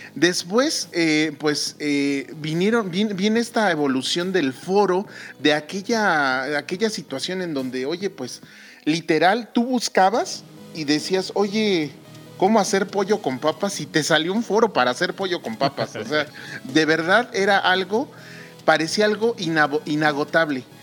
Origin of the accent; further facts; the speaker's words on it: Mexico; aquí en mi país, en México